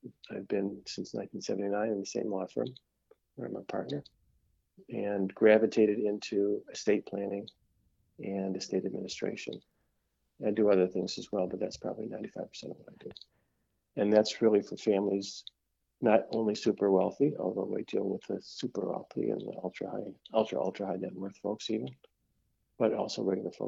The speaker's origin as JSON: {"language": "English", "town": "Detroit", "region": "Michigan", "country": "United States", "tie": "born or raised there", "also_born_or_lived": "Oak Park, Michigan", "said": "I was born in Detroit. I grew up until high school in Northwest Detroit, then moved to Oak Park, graduated high school from Oak Park"}